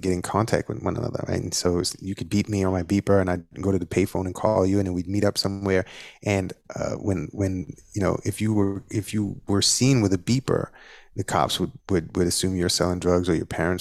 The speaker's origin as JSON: {"language": "English", "town": "New York City", "region": "New York", "country": "United States", "tie": "born or raised there", "said": "in the neighborhood that I grew up in, it's the most culturally diverse place in the world. Over 60 languages are spoken in that neighborhood. It's called Flatbush."}